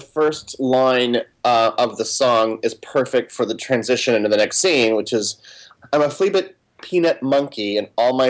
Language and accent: English; Springfield, Missouri, United States; now in New York City, United States; I wasn't living in New York City yet at that time. I was born originally in Missouri, in specific around the Ozarks, Springfield, Missouri.